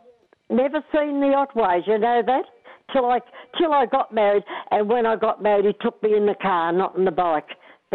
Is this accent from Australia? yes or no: yes; Colac, Victoria, Australia; I come from Colwick, as you know.